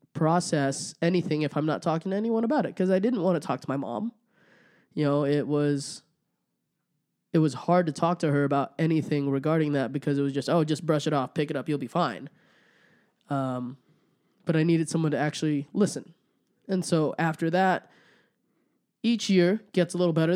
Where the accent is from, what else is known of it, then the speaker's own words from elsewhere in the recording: Rigby, Idaho, United States; also born or lived in Olongapo, Philippines; now in Idaho Falls, United States; I grew up in Rigby.